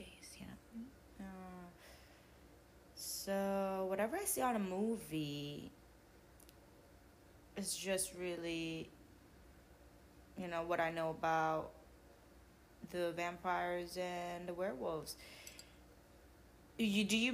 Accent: Macau; moved away; I was born in Macau

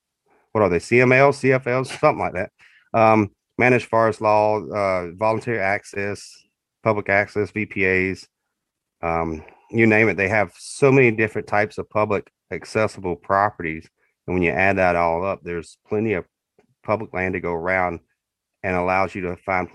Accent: South Carolina, United States; moved away as an adult; now in Minnesota, United States; Born and raised in South Carolina. Grew up hunting down there, mostly public land. Loved turkey hunting, deer hunting. 13 years ago, moved up here to Minnesota.

